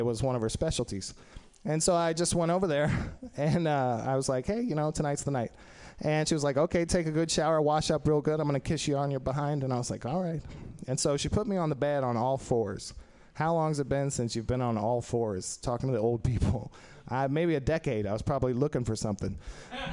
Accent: Texas, United States; now in San Francisco, United States; I'm in San Francisco. I'm from Texas originally

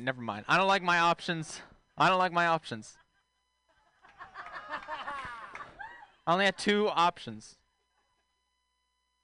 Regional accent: Texas, United States; moved away; I'm from Texas originally

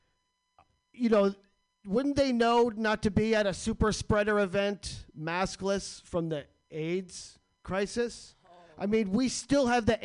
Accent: New Jersey, United States; I'm from New Jersey

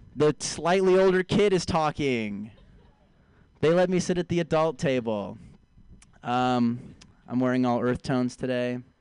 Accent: San Francisco, California, United States; moved away as an adult; I'm a hometown here. I'm from San Francisco originally. Uh, both of my parents are vegans, vegan people. I was raised vegan

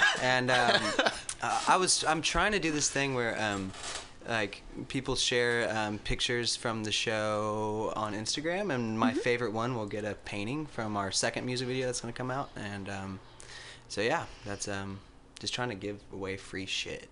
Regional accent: Texas, United States; moved away; He's a guy I grew up with in Texas

